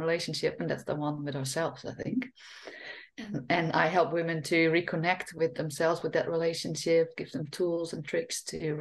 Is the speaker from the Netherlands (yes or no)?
yes; Friesland, Netherlands; first language Frisian; English is a second language; moved away as an adult; also born or lived in France / Australia; now in Spain; growing up in a Frisian family is that I grew up speaking Frisian, not Dutch at home